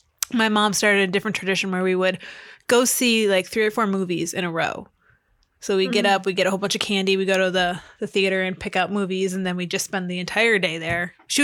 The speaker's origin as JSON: {"language": "English", "town": "Minnetonka", "region": "Minnesota", "country": "United States", "tie": "born or raised there", "said": "I grew up in Minnetonka"}